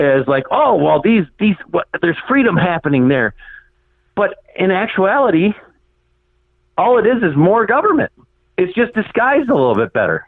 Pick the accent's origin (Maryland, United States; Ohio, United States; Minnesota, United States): Minnesota, United States; I am actually from Minnesota, not Canada